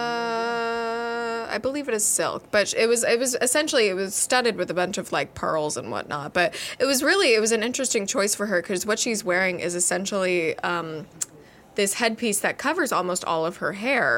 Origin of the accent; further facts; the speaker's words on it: United States; accent: American; We're Americans.